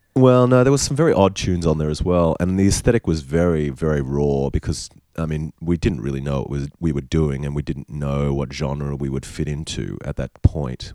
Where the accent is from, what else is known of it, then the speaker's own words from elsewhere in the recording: North Queensland, Australia; also born or lived in Sydney, New South Wales / Mackay, Queensland / Cairns, Queensland; I was born in Sydney in Paddington in the Women's Hospital and I lived there for the first 3 or 4 years of my life. Then I think they moved moved to uh, Cairns, my parents. Uh-huh. Um, and oh no, sorry, Mackay, so really North Queensland